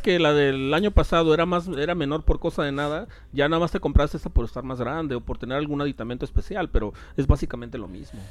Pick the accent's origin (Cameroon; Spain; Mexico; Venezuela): Mexico